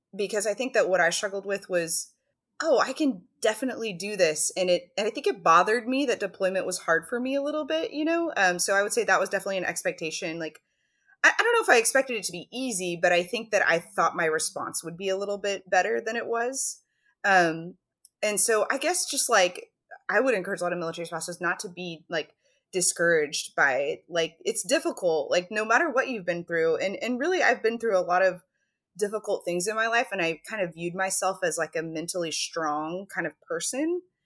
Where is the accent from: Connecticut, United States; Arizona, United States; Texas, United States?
Texas, United States; moved away as an adult; now in Alaska, United States; I grew up in Texas. I live in Alaska